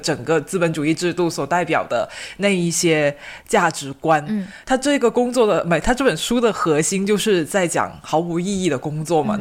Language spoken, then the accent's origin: Chinese; China; 我们国内